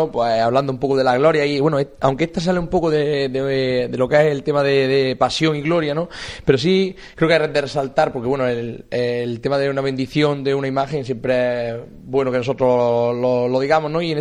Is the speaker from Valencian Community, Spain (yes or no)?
no; Santisteban del Puerto, Andalusia, Spain; Y damos un salto y nos vamos a ir pues, a mi tierra, nos vamos a ir a Santisteban del Puerto